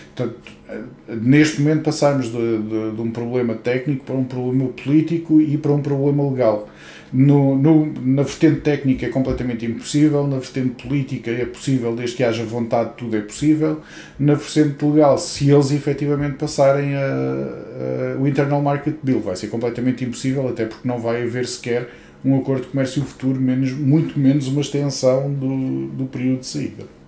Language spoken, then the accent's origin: Portuguese; Portugal; now in United Kingdom; E eu sou português